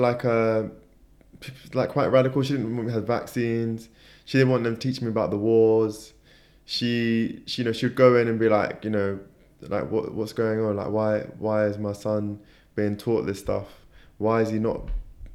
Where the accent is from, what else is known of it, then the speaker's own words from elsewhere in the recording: London, United Kingdom; I was born in Tooting, in South London